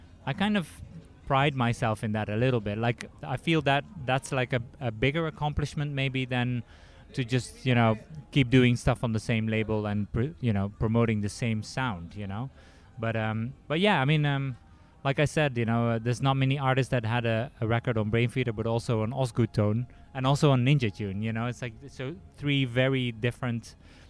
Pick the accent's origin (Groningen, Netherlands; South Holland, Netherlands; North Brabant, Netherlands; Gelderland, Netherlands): North Brabant, Netherlands; Eindhoven; moved away as an adult; now in Washington, United States; in Eindhoven where I grew up